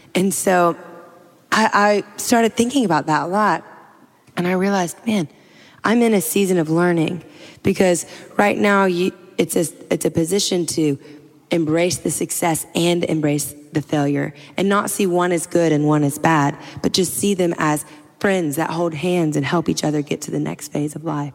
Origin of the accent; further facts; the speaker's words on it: Louisiana, United States; I'm from Louisiana. I'm like a swamp girl